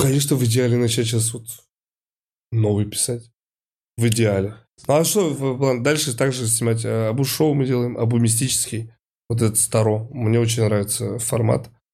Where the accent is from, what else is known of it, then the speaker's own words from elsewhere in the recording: Saint Petersburg, Russia; я из Питера и постоянно вижу вот это вот эти фотографии, что вот у нас северное сияние здесь